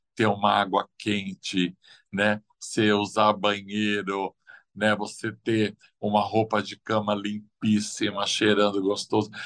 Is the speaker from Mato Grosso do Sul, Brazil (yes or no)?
no; São Paulo, Brazil; eu vim de Pirituba